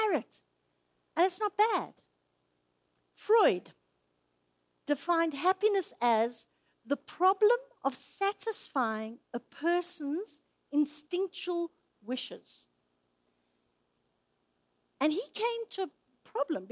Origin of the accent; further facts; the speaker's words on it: Zimbabwe; moved away; I grew up in Zimbabwe.